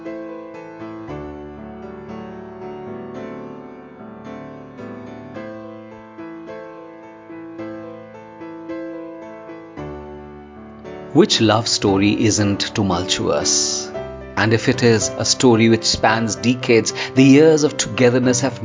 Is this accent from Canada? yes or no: no; India; I'm a poet from India.